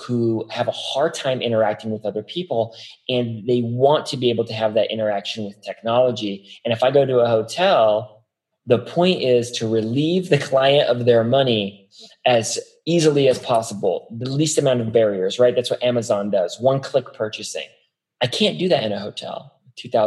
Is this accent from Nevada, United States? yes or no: yes; Las Vegas, Nevada, United States; I'm from Las Vegas